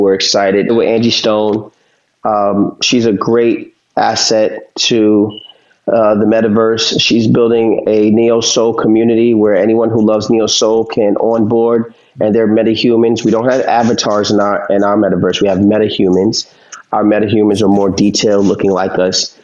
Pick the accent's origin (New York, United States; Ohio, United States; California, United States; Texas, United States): New York, United States; New York City; We're from Harlem